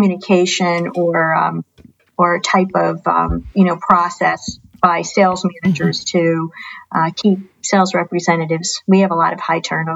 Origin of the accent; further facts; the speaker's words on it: New Jersey, United States; moved away as an adult; I grew up in New Jersey